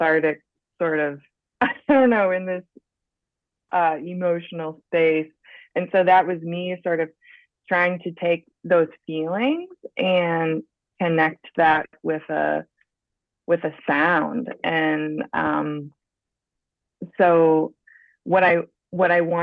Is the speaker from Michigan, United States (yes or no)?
yes; Grand Rapids, Michigan, United States; now in St. Louis, United States; I grew up in Western Michigan, Grand Rapids area